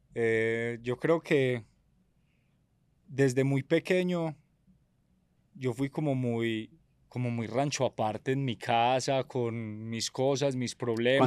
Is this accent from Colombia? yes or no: yes; Medellín, Antioquia, Colombia; Vengo de una familia de comerciantes del Hueco, de Medellín